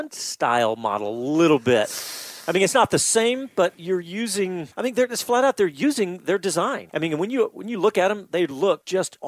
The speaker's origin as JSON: {"language": "English", "country": "United States", "said": "as an American"}